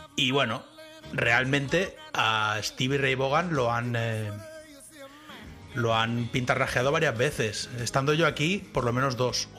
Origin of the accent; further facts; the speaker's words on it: Spain; moved away as an adult; now in Texas, United States; los españoles somos